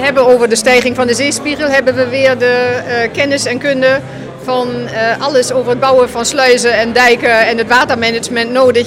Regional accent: Germany; Dutch is a second language; now in Netherlands; Als Duitser ben ik uh, geadapteerd in Nederland en ik heb de cultuur leren kennen en omarmen.

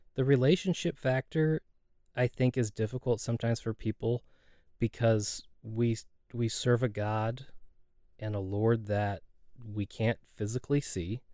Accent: Dallas, Texas, United States; also born or lived in Rockwall, Texas; I grew up here in the Dallas area

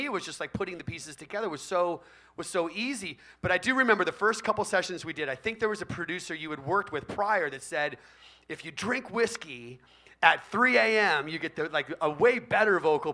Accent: Bay Area, California, United States; I grew up in the Bay Area

